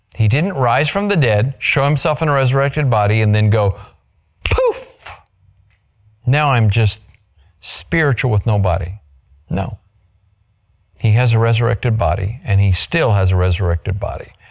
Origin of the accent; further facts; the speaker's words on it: Grand Canyon, Arizona, United States; moved away; I was born on the South Rim in Grand Canyon, Arizona, a million years ago